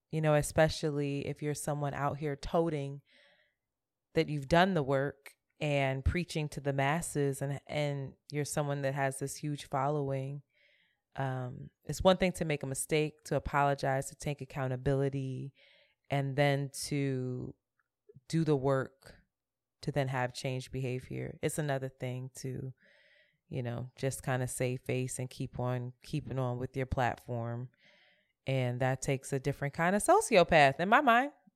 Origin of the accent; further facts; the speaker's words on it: Philadelphia, Pennsylvania, United States; moved away as an adult; now in New York, United States; I'm from Philly. I rep Philly, too